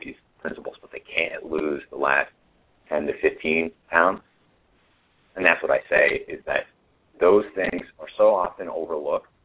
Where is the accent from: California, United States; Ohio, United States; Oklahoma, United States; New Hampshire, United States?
New Hampshire, United States; now in Austin, United States; I grew up in New Hampshire